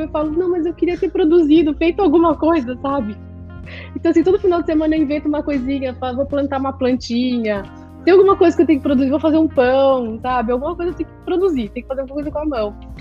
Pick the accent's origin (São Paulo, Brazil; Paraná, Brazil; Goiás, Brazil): São Paulo, Brazil; now in Miami, United States; eu cresci, nasci na Vila Madalena